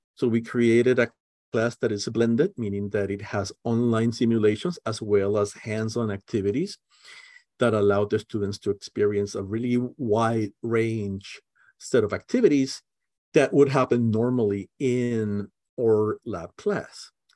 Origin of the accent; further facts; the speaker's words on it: Puerto Rico; now in Merced, United States; I'm originally from Puerto Rico